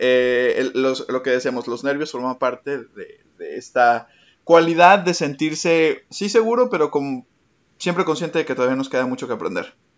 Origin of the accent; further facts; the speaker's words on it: Mexico; moved away as an adult; now in Paris, France; soy mexicano, estoy estudiando una maestría de educación en París 8.